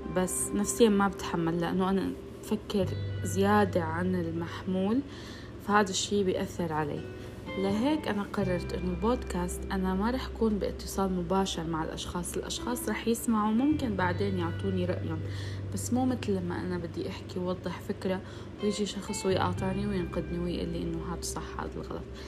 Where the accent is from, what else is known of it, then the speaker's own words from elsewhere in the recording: Syria; now in Saudi Arabia; أنا من سوريا بس عايشة بالسعودية